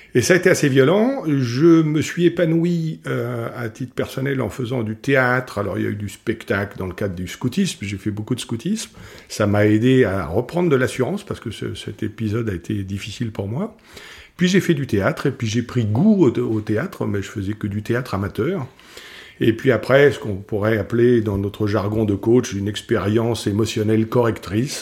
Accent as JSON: {"language": "French", "country": "Morocco", "tie": "born or raised there", "said": "je suis né au Maroc"}